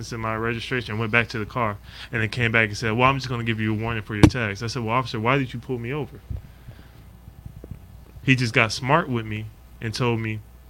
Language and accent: English; Anchorage, Alaska, United States; now in Lexington, United States; growing up in Anchorage, Alaska